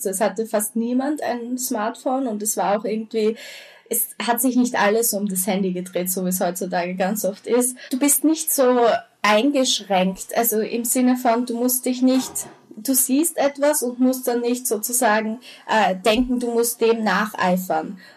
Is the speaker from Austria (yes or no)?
yes; Austria; also von der Grundschule ähm, in die weiterführende Schule, gleich in die Unterstufe bei uns in Österreich